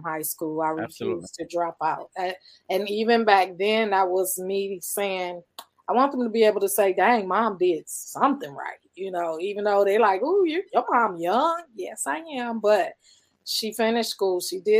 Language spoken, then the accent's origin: English; Akron, Ohio, United States; I'm just a kid from Akron